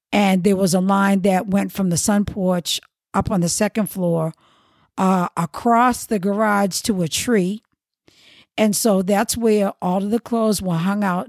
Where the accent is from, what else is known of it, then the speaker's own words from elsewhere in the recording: Boston, Massachusetts, United States; I was born in Boston, I grew up in the Roxbury section